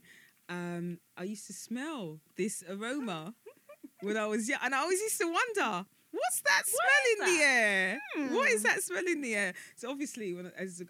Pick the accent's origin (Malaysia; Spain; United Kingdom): United Kingdom; Stonebridge, London; when I grew up, I grew up in Stonebridge